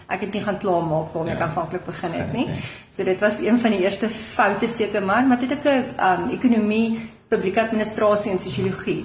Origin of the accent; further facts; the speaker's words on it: Groot Marico, North West, South Africa; moved away as an adult; also born or lived in Rustenburg; now in Pretoria, South Africa; ek is gebore in die Noordwes provinsie of die ou Wes-Kaap, Groot Marikoe klein dorpie